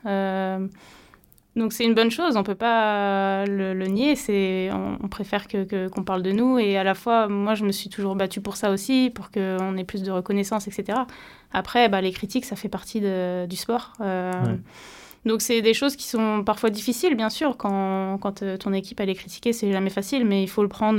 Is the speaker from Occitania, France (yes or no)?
no; Brittany, France; j'étais championne de Bretagne à, l'âge de 12 ans en judo